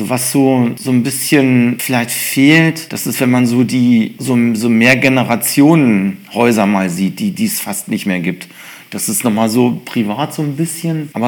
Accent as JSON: {"language": "German", "town": "Holtensen", "region": "Lower Saxony", "country": "Germany", "tie": "born or raised there", "said": "eigentlich, ist, ist meine Heimat eigentlich. Da ich bin seit, ja, geborener Holtenser im Grunde. Und das ist eigentlich meine Heimat."}